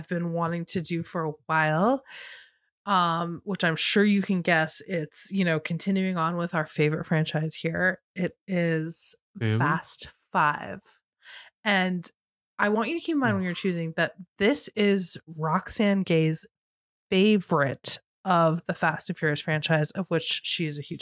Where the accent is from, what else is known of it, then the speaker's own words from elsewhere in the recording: Cambridge, Massachusetts, United States; I grew up outside of Harvard Square